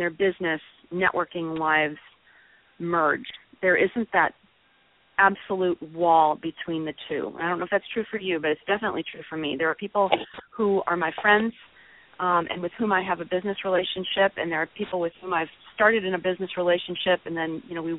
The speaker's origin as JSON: {"language": "English", "region": "North Woods of Minnesota", "country": "United States", "tie": "born or raised there", "moved": "yes", "lives_now": "Austin, United States", "said": "I grew up in the North Woods of Minnesota, although I now reside in Austin, Texas"}